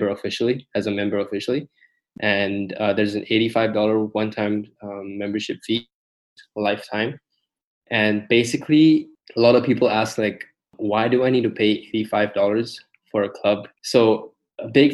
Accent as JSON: {"language": "English", "country": "Malaysia", "moved": "yes", "lives_now": "United States", "said": "I'm from Southeast Asia, Malaysia to be exact."}